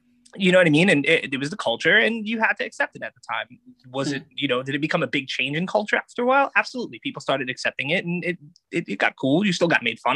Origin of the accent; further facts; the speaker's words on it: New York, United States; growing up in New York